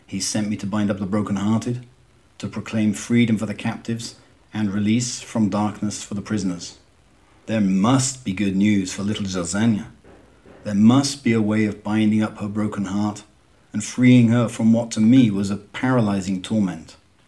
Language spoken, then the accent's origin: English; Southampton, South East England, United Kingdom; accent: southern Southampton; moved away as an adult; now in Fortaleza, Brazil; I'm English by origin, but I have lived in Brazil for 23 years, and so I'm afraid my strong southern Southampton accent has gone away.